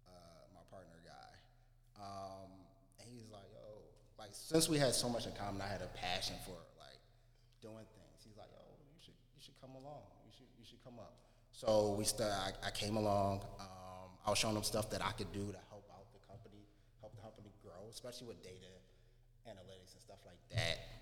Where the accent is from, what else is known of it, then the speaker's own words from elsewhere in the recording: Philadelphia, Pennsylvania, United States; I'm from North Philly, you know, 22nd and Master. Basically grew up there my entire life